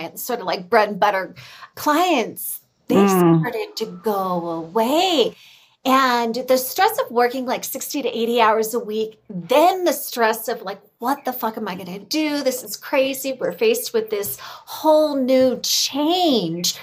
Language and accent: English; California, United States; I'm from California